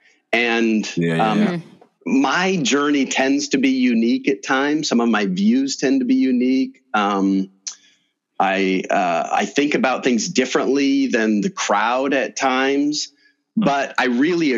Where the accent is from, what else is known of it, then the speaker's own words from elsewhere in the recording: Cambridge, Iowa, United States; I'm from here. I was born over in Cambridge, Iowa